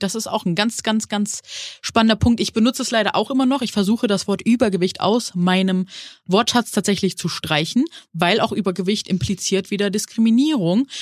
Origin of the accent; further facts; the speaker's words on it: Neuss, North Rhine-Westphalia, Germany; now in Hamburg, Germany; Ich bin aus Hamburg, ursprünglich in Nüss, also Neuss am Rhein, aufgewachsen.